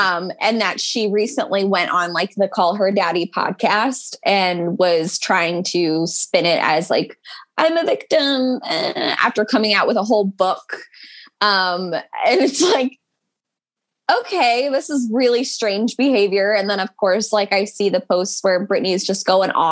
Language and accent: English; United States; we're American.